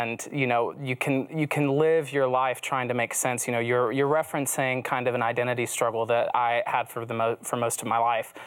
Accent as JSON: {"language": "English", "region": "the Bible Belt", "country": "United States", "tie": "born or raised there", "also_born_or_lived": "Los Angeles", "moved": "yes", "said": "friends that I had growing up in the Bible Belt"}